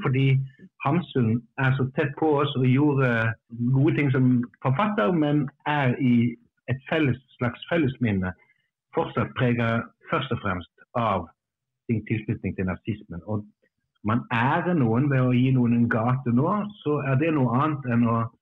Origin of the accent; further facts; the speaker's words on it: Stavanger, Rogaland, Norway; now in Bergen, Norway; jeg, jeg, er jo ikke innfødt bergenser, jeg kommer fra Stavanger og har bodd her bare siden roughly